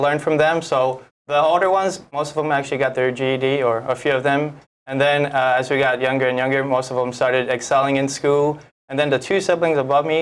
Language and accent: English; Waianae, Hawaii, United States; moved away as an adult; I grew up in Waianae, Hawaii, where I went to Makaha Elementary School